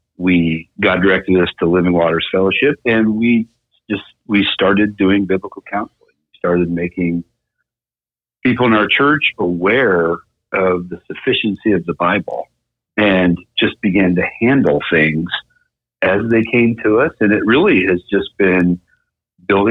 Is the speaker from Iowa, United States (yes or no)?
yes; Mount Pleasant, Iowa, United States; also born or lived in Des Moines, Iowa; my hometown of Mount Pleasant. I'm from southeast Iowa. And so Julie and I left the place where we were born and raised and came up to the Des Moines area